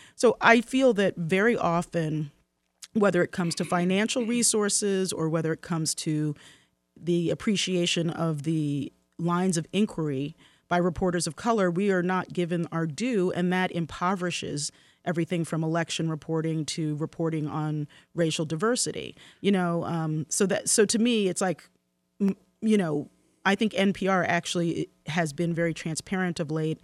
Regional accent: Baltimore, Maryland, United States; Baltimore, my hometown.

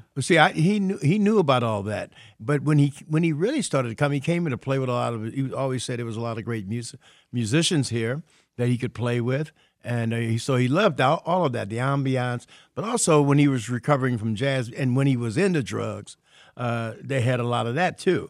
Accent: St. Louis, Missouri, United States; I'm from Saint Louis

